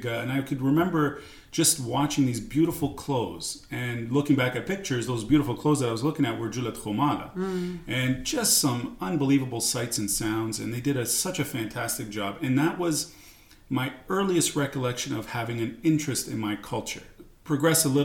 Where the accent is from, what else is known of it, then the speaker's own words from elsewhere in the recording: Toronto, Ontario, Canada; also born or lived in Hasakah, Syria / Greece; we came to Canada